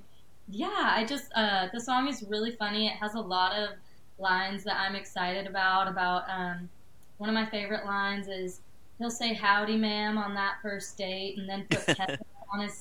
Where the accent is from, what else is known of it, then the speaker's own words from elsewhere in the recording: Texas, United States; moved away as an adult; now in Nashville, United States; as a Texan